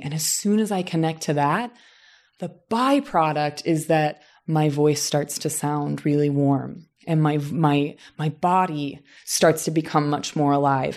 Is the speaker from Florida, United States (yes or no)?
no; southern Indiana, United States; moved away as an adult; now in Los Angeles, United States; my hometown in southern Indiana, which is almost like the American South